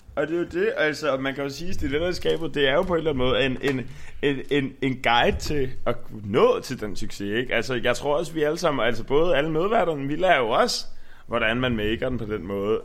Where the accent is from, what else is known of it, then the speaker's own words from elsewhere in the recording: Frederiksberg, Capital Region of Denmark, Denmark; also born or lived in Nørrebro; now in Copenhagen, Denmark; jeg kommer fra Frederiksberg